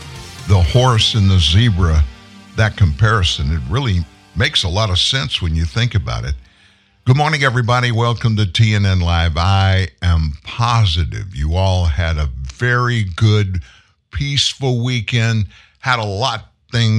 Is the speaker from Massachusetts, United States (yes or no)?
no; Lafayette, Louisiana, United States; moved away; I'm from Lafayette, Louisiana, way down south. And growing up there, I know a lot of good things about being in South Louisiana.